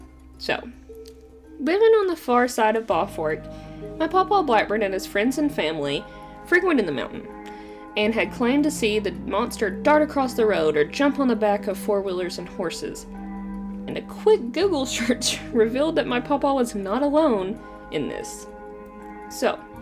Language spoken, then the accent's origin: English; Eastern Kentucky, United States; I'm an Appalachian native myself, coming from Eastern Kentucky